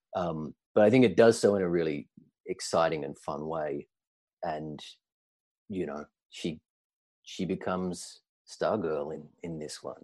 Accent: Australia; moved away as an adult; now in New York, United States; I'm Australian originally

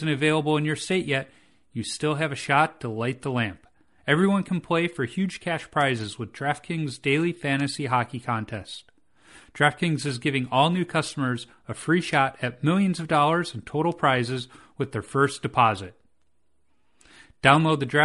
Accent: Chicago, Illinois, United States; moved away; I grew up in Chicago

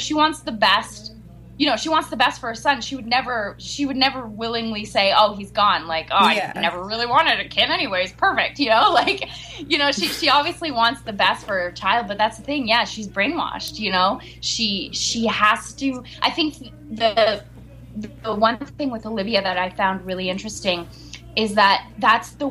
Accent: Montreal, Quebec, Canada; we're both from Montreal

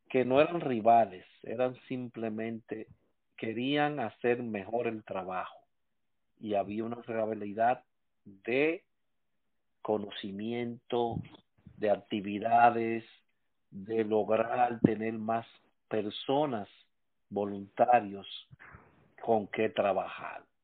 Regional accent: Santo Domingo, Distrito Nacional, Dominican Republic; Sí, me crié en Cristo Rey.

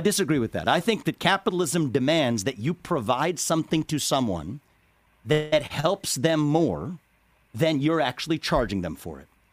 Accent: Cincinnati, Ohio, United States; I was born in Cincinnati, Ohio

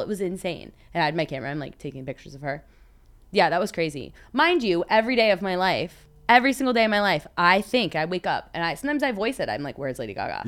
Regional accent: Florida, United States; moved away as an adult; I'm from Florida originally

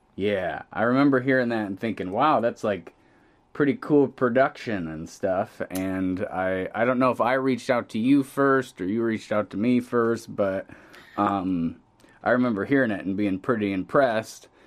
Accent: Pontiac, Illinois, United States; we're both Pontiac, Illinois natives

